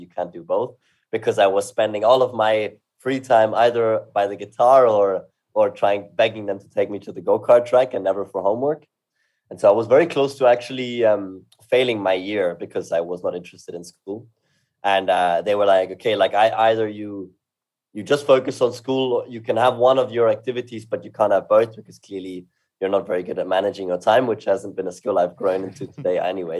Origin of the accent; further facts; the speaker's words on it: Salzburg, Austria; also born or lived in London; now in Vienna, Austria; I live in Vienna. I grew up in Salzburg and lived in London for 4 years, actually, when I graduated high school